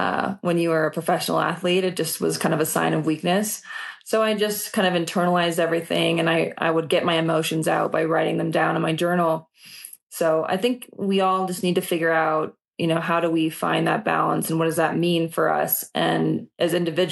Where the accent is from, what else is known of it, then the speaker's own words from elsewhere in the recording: Minnesota, United States; I grew up in Minnesota and I didn't have money